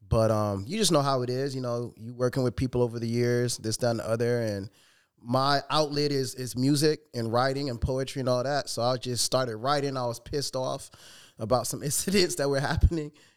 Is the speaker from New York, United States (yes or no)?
no; Chicago, Illinois, United States; I was born and raised in Chicago